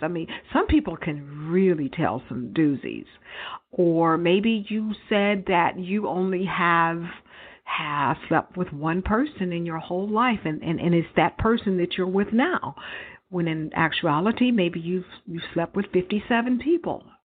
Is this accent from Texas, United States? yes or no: yes; Texas, United States; I grew up in Texas where I have relatives who hunt deer and rabbits, wild rabbits and stuff